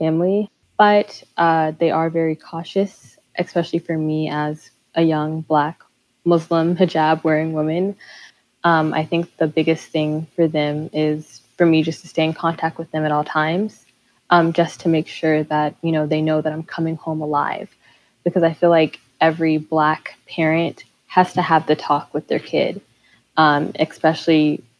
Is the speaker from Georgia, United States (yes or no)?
yes; Atlanta, Georgia, United States; I'm a part of the March for Lives Youth Congress. I'm 16. I'm from Atlanta, Georgia.